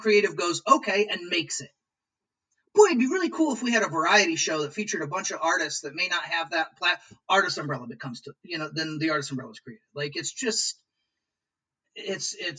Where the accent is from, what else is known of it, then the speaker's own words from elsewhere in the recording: Peoria, Illinois, United States; also born or lived in New York; now in Lansing, United States; I'm from Peoria, Illinois originally